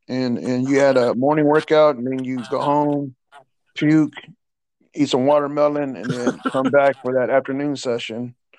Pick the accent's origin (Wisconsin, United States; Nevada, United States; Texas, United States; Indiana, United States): Texas, United States; Well, you know, Texas is a little bit different, man. Texas football got a rich, rich history, man.